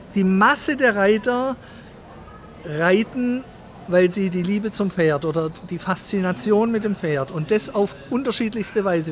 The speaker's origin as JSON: {"language": "German", "town": "Sindelfingen", "region": "Baden-Württemberg", "country": "Germany", "tie": "born or raised there", "said": "Ich bin aufgewachsen in Sindelfingen"}